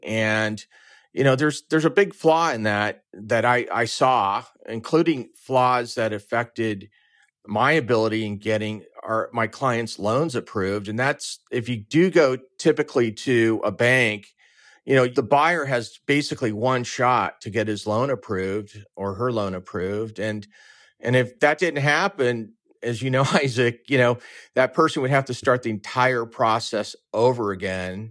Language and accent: English; Orange County, California, United States; moved away as an adult; also born or lived in San Diego, United States / Chicago, United States; I'm originally from Orange County, California.